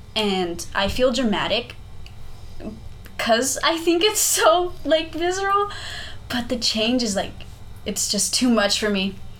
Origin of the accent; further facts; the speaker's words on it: South Texas, United States; moved away as an adult; now in North Texas, United States; I grew up in South Texas my whole life. I've never lived anywhere else.